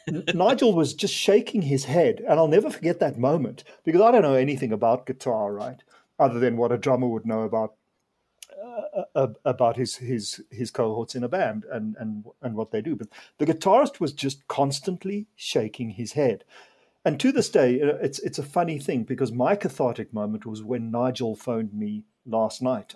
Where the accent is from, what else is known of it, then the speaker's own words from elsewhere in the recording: Zimbabwe; now in South Africa; I was born in Zimbabwe and I, I was brought up there